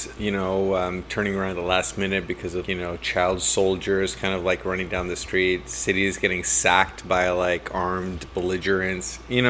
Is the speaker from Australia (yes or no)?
no; Canada; moved away as an adult; I work overseas, and I get a chance to come back to Canada maybe once a year, twice if I'm super lucky.